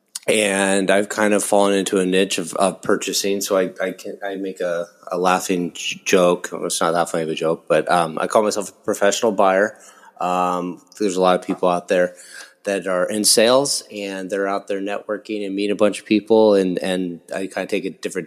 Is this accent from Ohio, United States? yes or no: no; Nebraska, United States; moved away as an adult; now in Corona, United States; I grew up in Nebraska